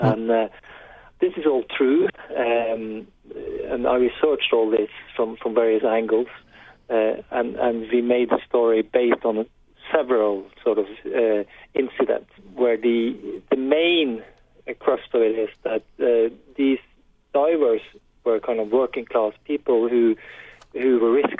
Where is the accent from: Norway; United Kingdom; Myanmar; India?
Norway; I grew up in Norway when it was not a wealthy society in the 70s